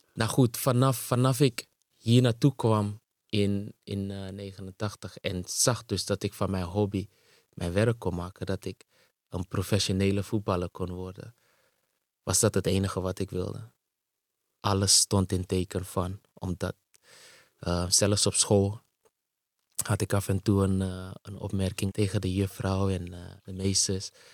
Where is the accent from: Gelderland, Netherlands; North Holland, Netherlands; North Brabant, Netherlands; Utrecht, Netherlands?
North Holland, Netherlands; Amsterdam; also born or lived in Suriname; ik ben in Suriname geboren. En op een gegeven moment eh, in 89, op zesjarige leeftijd, hier naartoe verhuisd, naar Nederland en ehm, in Amsterdam terechtgekomen.